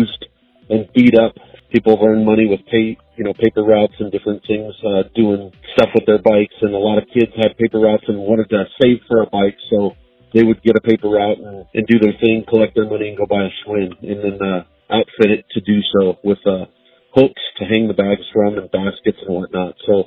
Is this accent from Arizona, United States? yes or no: yes; Tucson, Arizona, United States; I'm from Tucson, Arizona